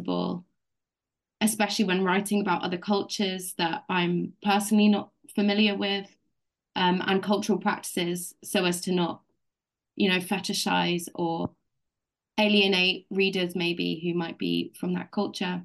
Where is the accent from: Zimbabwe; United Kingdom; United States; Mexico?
United Kingdom; I grew up in Britain, in the UK. I'm white British